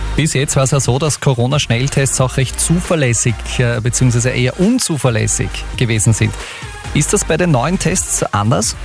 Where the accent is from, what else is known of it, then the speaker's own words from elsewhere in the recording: Upper Austria, Austria; bei uns in Oberösterreich